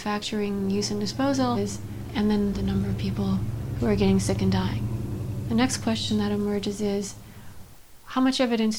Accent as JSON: {"language": "English", "region": "Illinois", "country": "United States", "tie": "born or raised there", "said": "my home state of Illinois."}